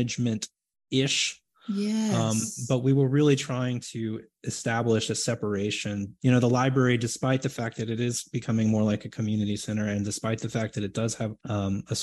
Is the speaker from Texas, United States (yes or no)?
yes; Houston, Texas, United States; I grew up in Houston, Texas